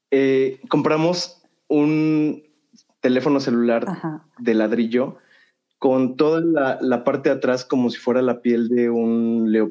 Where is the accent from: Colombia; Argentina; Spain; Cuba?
Cuba; sí, soy de Cuba.